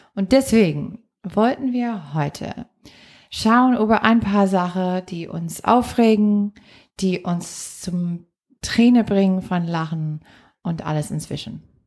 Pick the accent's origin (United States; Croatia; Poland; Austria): United States; Green Bay, Wisconsin; German is a second language; moved away; meiner Heimatstadt Green Bay